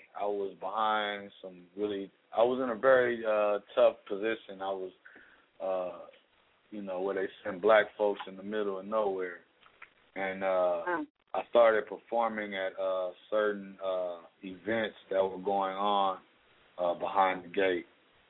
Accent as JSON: {"language": "English", "town": "Los Angeles", "region": "California", "country": "United States", "tie": "born or raised there", "said": "I fell in love because I grew up in Leimert Park with my little Tagger homies."}